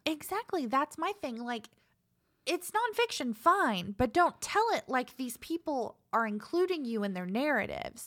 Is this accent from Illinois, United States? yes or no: no; Savannah, Georgia, United States; I was born in Savannah